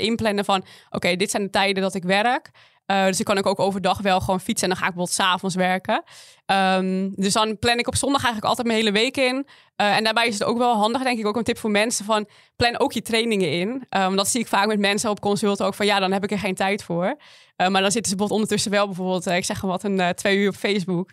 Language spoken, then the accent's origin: Dutch; West Friesland, North Holland, Netherlands; Ik kom uit Noord-Holland, uit West-Friesland